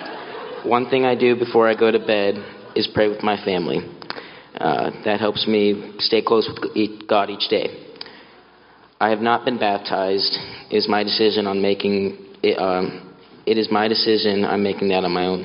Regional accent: Sammamish, Washington, United States; also born or lived in Seattle, Washington; I've lived in Sammamish for my entire life

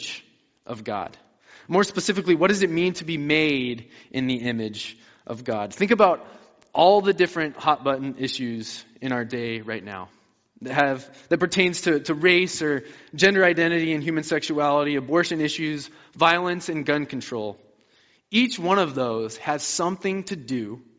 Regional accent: about 20 minutes west of Denver, Colorado, United States; I grew up in Colorado. I grew up about 20 minutes west of Denver

